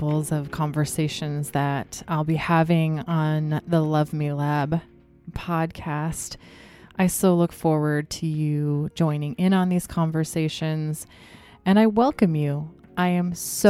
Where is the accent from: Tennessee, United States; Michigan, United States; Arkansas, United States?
Michigan, United States; my own story of growing up in Michigan as the daughter of an ordained minister